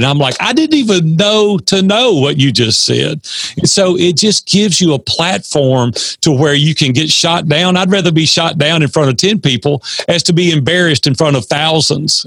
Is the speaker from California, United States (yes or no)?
no; Nashville, Tennessee, United States; I'm from Nashville, Tennessee. I've been here 60 years now. We're three generations deep